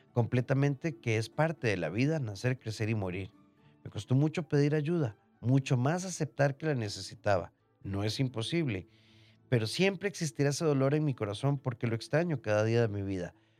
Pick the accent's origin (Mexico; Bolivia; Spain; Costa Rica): Costa Rica; nacimos en Costa Rica